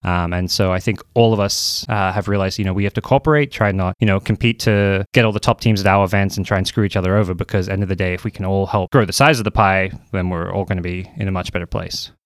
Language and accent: English; Australia; moved away as an adult; now in United States; I'm an Australian Dota two commentator